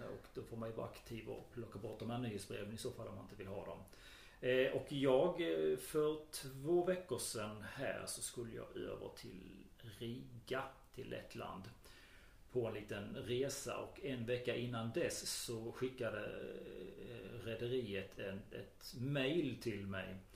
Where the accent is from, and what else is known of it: Skåne, Sweden